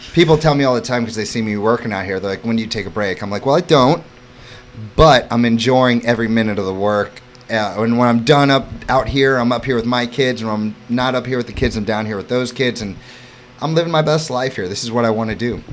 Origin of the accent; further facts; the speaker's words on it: St. Louis, Missouri, United States; also born or lived in Florida / New York City; now in Hammonton, United States; growing up in St. Louis, Missouri